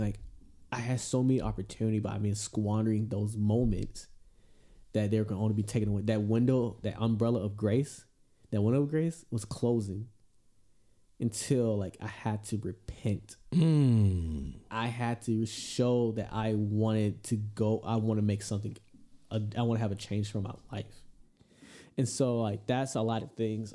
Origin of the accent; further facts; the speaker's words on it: Georgia, United States; moved away; going back to my home state Georgia